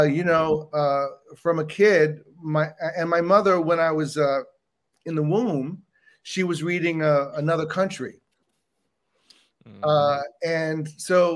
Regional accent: Bahamas; now in United States; I grew up in the Bahamas, not in the United States

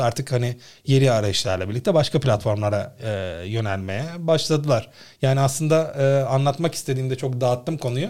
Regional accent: Istanbul, Turkey; Doğma büyüme İstanbulluyum.

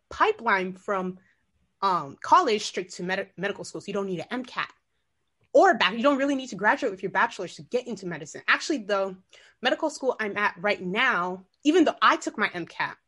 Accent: Maryland, United States; also born or lived in Guinea; I was born in West Africa, Guinea, but I was raised in Maryland.

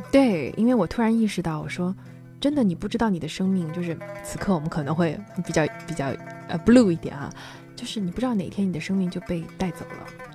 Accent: Yangzhou, Jiangsu, China; 我们扬州人叫青蒜

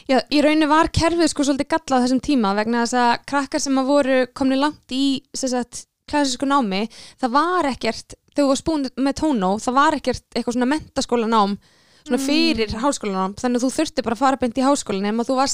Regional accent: Mosfellsbær, Capital Region, Iceland; ég fættist og ólst upp í Mosó og var bara, byrjaði að spila fylgli þegar ég var fjagra ára gömul

